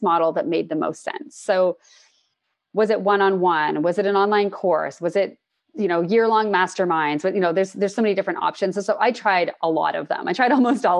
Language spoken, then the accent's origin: English; Toronto, Ontario, Canada; moved away as an adult; now in British Columbia, Canada; I'm from Toronto and I moved to BC last year